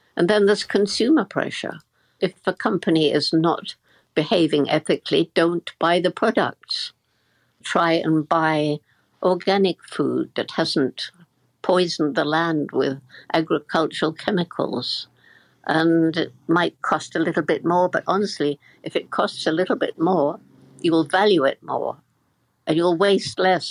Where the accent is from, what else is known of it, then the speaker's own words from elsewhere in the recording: Bournemouth, South West England, United Kingdom; I'm in the house where I grew up in Bournemouth, in the south of England